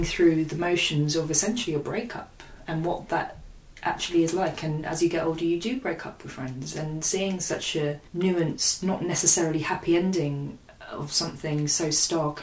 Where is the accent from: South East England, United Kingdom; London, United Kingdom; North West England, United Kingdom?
London, United Kingdom; I was born and bred in Hackney